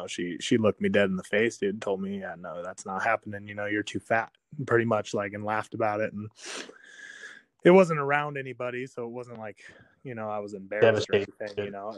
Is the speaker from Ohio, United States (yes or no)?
no; Kingman, Arizona, United States; I was born and raised in Kingman, so Kingmanite